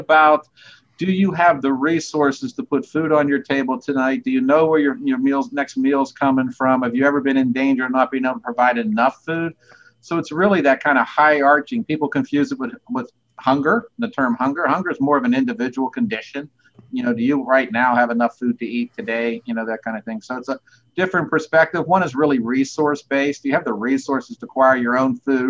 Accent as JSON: {"language": "English", "town": "Steubenville", "region": "Ohio", "country": "United States", "tie": "born or raised there", "moved": "yes", "lives_now": "Columbus, United States", "said": "glad to have been from there. Great place to grow up"}